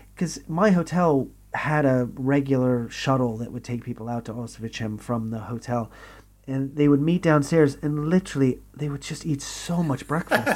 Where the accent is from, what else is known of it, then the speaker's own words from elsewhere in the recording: Texas, United States; moved away as an adult; now in United Kingdom; growing up in Texas